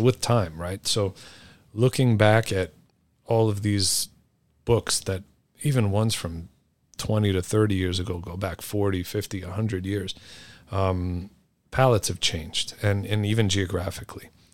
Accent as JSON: {"language": "English", "town": "New York City", "region": "New York", "country": "United States", "tie": "born or raised there", "said": "I grew up here in New York City"}